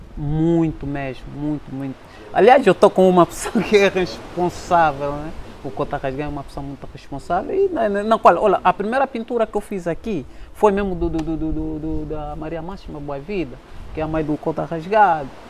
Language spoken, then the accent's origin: Portuguese; Benguela, Angola; nos viu, viu, a crescer aqui em Benguela